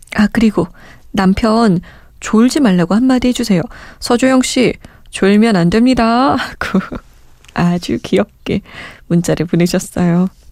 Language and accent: Korean; South Korea